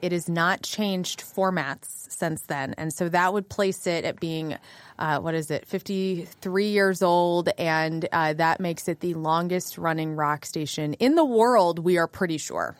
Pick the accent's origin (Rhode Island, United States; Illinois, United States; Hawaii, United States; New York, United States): Illinois, United States; West Frankfort; born or raised there; also born or lived in Carbondale, Illinois; now in St. Louis, United States